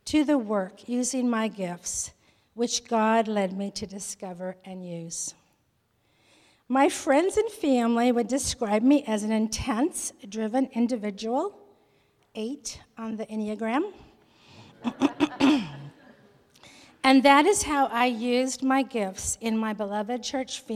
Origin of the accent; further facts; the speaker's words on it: Miami, Arizona, United States; moved away as an adult; now in Los Angeles, United States; I was born in Miami, Arizona, to a family of eight children